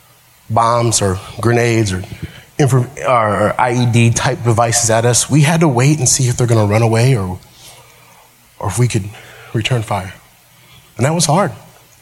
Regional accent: United States; accent: Ebonics (African American Vernacular English); first language Ebonics; also born or lived in Missouri

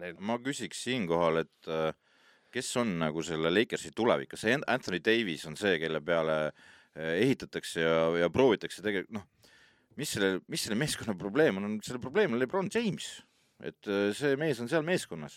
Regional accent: Estonia; mina olen muidugi eestlane

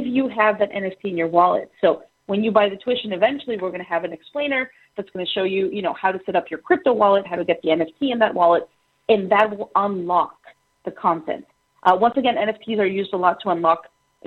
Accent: Atlanta, Georgia, United States; moved away; it's my hometown

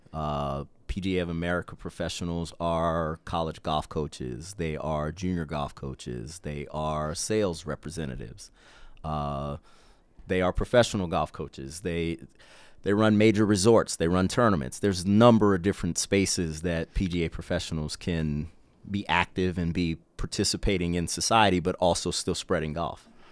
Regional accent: Mississippi Gulf Coast, United States; growing up in South Mississippi, uh, on the Mississippi Gulf Coast

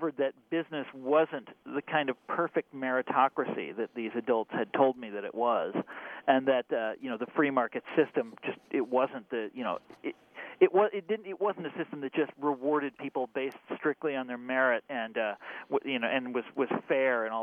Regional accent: Kansas, United States; moved away; also born or lived in Chicago; I grew up in a very affluent suburb of Kansas City

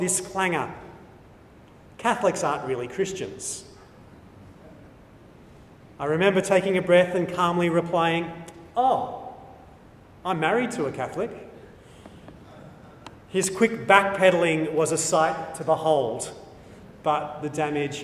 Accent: New South Wales, Australia; I'm an Australian. I'm an Anglo-Australian. I'm a New South Welshman

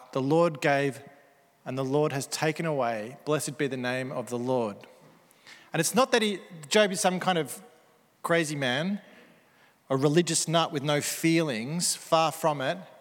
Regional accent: Melbourne, Victoria, Australia; Aussie Melbourne Christians

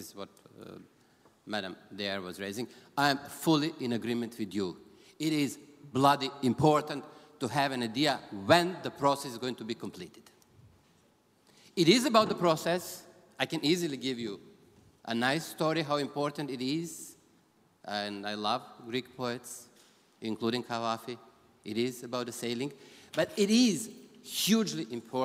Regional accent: Gnjilane, Kosovo; moved away; also born or lived in Serbia; I was born there and as you might know. So I'm coming from Gnjilane.

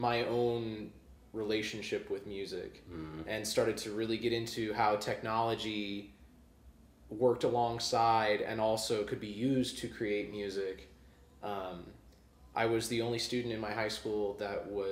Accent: Springfield, Missouri, United States; I was born and raised in Springfield, Missouri

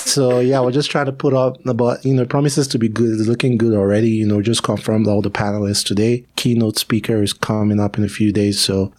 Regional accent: Lagos, Nigeria; also born or lived in Abuja / Makurdi / Port Harcourt / Benin City; I grew up in all kinds of places. I want to say 40 or 50% of the time I was in Lagos, but my dad was in the military. So I lived in Abuja, Markordi, Port Harcourt, Benin, Uyo, a whole bunch of places.

